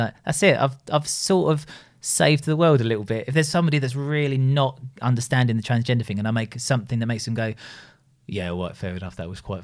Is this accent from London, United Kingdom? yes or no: yes; London, United Kingdom; accent: Cockney; I'm a Cockney